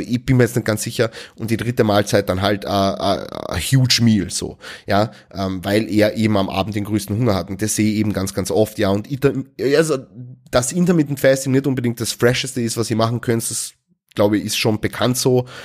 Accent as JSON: {"language": "German", "country": "Austria", "said": "Also bei uns in Österreich heißt es Laugenstange. Ja, also mit einem L am Ende. Stangerl."}